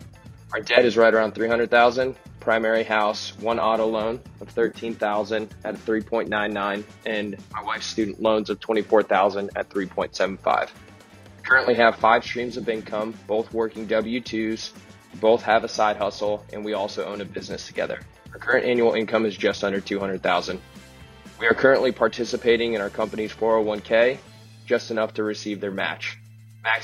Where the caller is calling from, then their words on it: Florida, United States; I'm calling in from Florida.